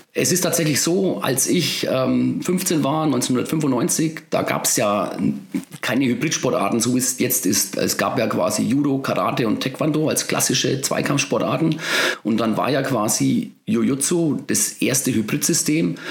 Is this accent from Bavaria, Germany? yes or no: yes; Bavaria, Germany; bei uns in Bayern